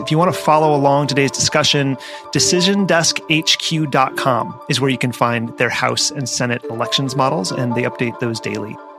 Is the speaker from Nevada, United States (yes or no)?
yes; Las Vegas, Nevada, United States; my hometown of Las Vegas